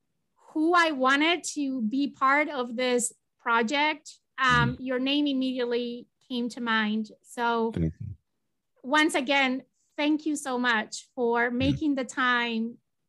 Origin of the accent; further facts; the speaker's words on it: Spain; English is a second language; I'm originally from Spain and they were leaving Spain and they were going to come and we were going to all celebrate together.